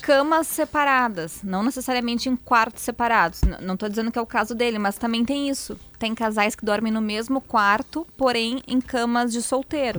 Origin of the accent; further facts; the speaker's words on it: Porto Alegre, Rio Grande do Sul, Brazil; sou de Porto Alegre, casada há 39 anos